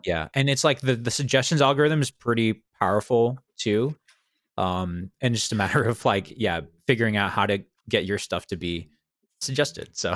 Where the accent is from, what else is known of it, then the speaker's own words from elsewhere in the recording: New England, United States; I'm from New England